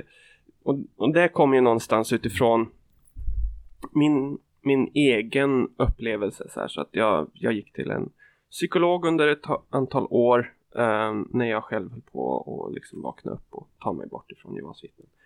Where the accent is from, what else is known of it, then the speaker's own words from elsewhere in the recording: Kisa, Östergötland, Sweden; En och en halv timme från där jag växte upp.